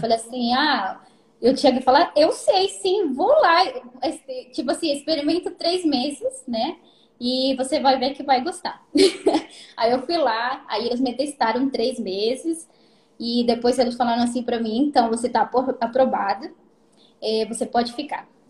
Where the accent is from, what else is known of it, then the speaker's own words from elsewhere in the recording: Peru; Portuguese is a second language; moved away as an adult; now in Japan; eu sou peruana, tá? Uhum. Tenho 24 anos, casei faz dois anos. Moro Sim. no Japão seis anos.